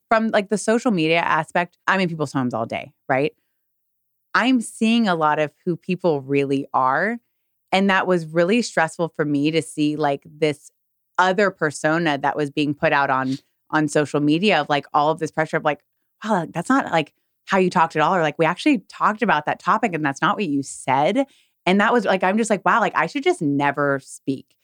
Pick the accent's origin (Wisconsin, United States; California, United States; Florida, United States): California, United States; moved away as an adult; now in Texas, United States; I'm from California